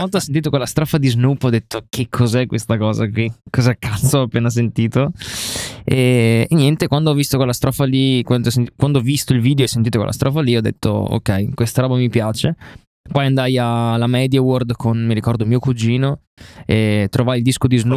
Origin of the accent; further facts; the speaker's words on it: Rovigo, Veneto, Italy; vengo da Rovigo